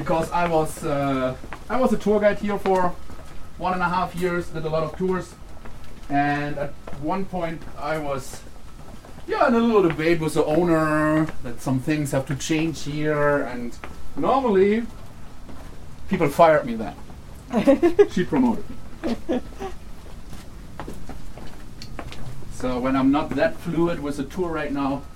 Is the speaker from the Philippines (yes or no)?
no; Germany; English is a second language; moved away as an adult; now in United States; I'm German.